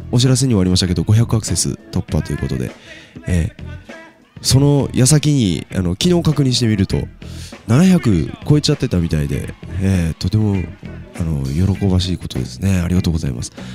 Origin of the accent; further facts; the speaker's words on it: Takachiho, Miyazaki, Japan; 僕もあの高千穂出身なんですね